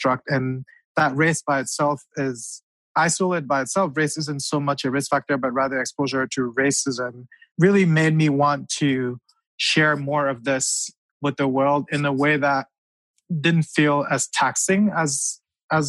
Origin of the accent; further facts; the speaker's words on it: Cameroon; moved away; I grew up in Cameroon